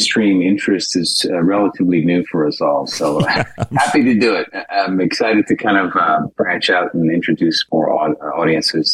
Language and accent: English; New York City, New York, United States; moved away as an adult; now in Los Angeles, United States; I'm from New York City originally.